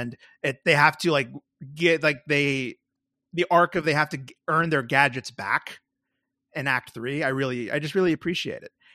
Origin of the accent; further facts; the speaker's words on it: Arlington, Texas, United States; my hometown of Arlington, Texas